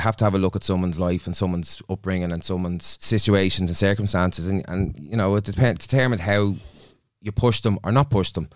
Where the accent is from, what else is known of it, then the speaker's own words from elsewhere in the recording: Dublin, Leinster, Ireland; I'm from Dublin